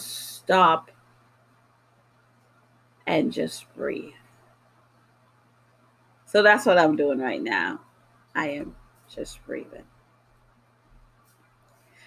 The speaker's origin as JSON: {"language": "English", "town": "New York City", "region": "New York", "country": "United States", "tie": "born or raised there", "also_born_or_lived": "Jamaica", "moved": "yes", "lives_now": "Massachusetts, United States", "said": "I was born in Jamaica. I grew up in New York City. I now live in Massachusetts"}